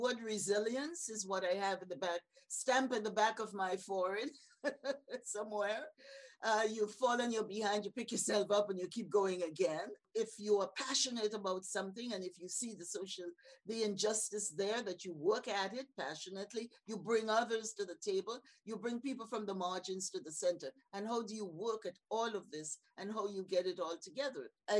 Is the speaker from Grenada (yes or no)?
yes; St. George's, Saint George, Grenada; I have to go back to my early years growing up in Happy Hill, St. George's, Grenada, among really great, strong community matriarchs